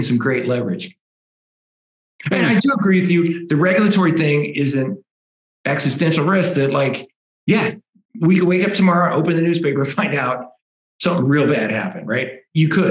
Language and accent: English; United States; as an American.